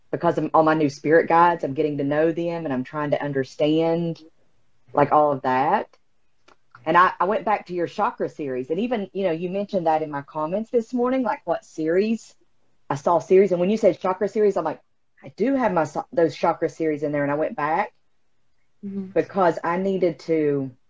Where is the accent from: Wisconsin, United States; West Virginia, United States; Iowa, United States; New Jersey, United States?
West Virginia, United States; Oh, I'm from West Virginia.